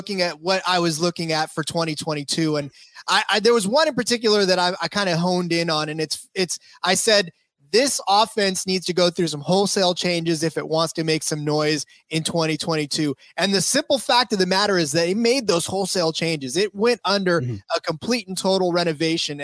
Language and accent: English; California, United States; also born or lived in Stockton, California; I'm American as it gets. Yeah, I was born and raised here